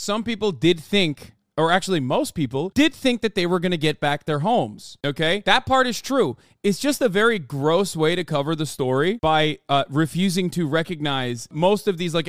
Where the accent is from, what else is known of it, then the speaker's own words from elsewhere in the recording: Turkey; me being Turkish, growing up in Turkey